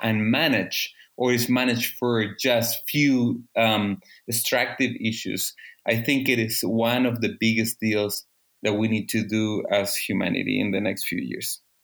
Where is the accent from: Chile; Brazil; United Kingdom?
Chile; I am from Chile, the second um, biggest producer of salmon